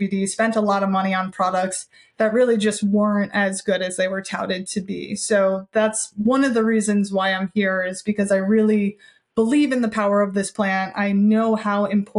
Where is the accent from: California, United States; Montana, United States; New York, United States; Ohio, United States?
New York, United States; New York City; now in Boulder, United States; I'm from Brooklyn